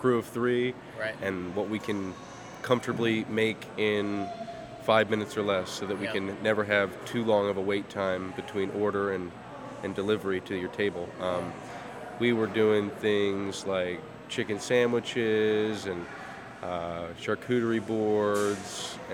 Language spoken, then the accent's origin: English; Bel Air, Maryland, United States; also born or lived in Baltimore, Maryland / Cockeysville, Maryland; I grew up in Bel Air, and then I moved into Baltimore in ninth grade